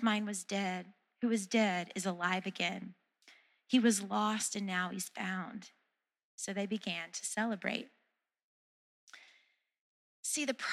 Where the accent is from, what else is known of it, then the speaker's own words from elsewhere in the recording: the South, United States; I'm from the South